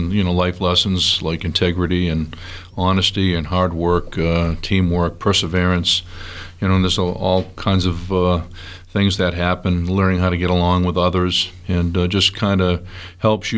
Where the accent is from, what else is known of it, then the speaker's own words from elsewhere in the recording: Weymouth, Massachusetts, United States; moved away; I grew up in Weymouth, Mass